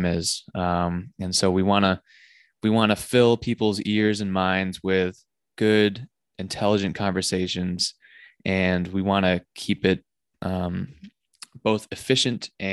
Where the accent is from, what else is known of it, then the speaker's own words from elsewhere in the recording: Pittsfield, Massachusetts, United States; my hometown of Pittsfield, Massachusetts